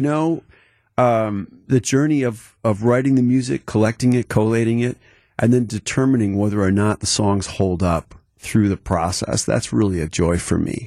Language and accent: English; Mequon, Wisconsin, United States; also born or lived in Milwaukee east side; I grew up actually on the east side initially, and then my folks moved out to Mequon where I encountered the ravine